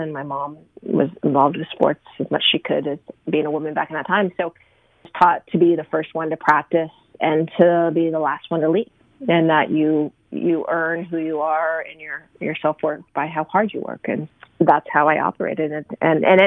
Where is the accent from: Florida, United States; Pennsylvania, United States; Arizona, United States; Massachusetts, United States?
Arizona, United States; I grew up in Arizona